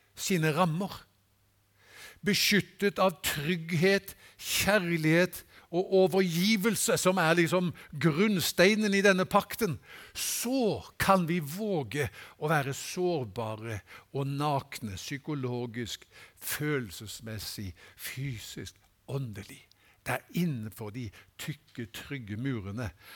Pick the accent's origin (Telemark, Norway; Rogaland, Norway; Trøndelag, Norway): Rogaland, Norway; Haugesund; moved away; Hjemme i Haugesund